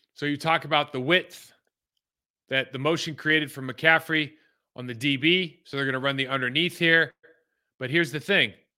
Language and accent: English; California, United States; moved away as an adult; I'm a California kid